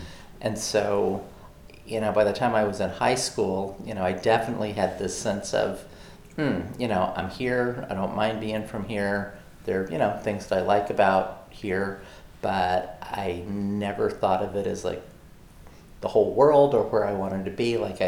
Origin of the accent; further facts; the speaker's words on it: Oklahoma, United States; also born or lived in Arkansas; So yeah, more than anywhere else, I would say I'm from Oklahoma because that's where I spent the bulk of my growing up years, but I also feel like I was not deeply rooted there.